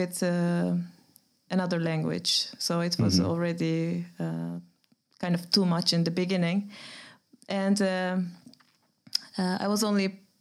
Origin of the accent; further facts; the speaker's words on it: Turkey; English is a second language; moved away as an adult; also born or lived in Groningen, Netherlands; now in Amsterdam, Netherlands; I come from Turkey. I came to the Netherlands almost 11 years ago to Groningen to study jazz music